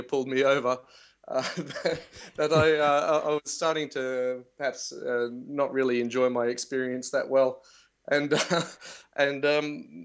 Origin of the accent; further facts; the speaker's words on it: Australia; I'm from Australia